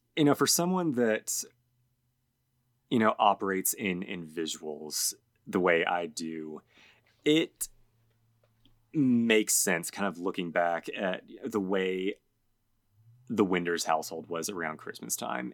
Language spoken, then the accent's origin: English; Georgia, United States; we, we grew up in Georgia